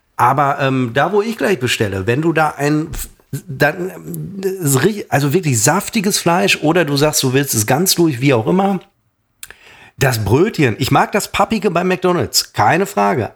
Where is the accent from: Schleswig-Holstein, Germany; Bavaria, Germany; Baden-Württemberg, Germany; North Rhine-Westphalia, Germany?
North Rhine-Westphalia, Germany; Münster; bei uns in Münster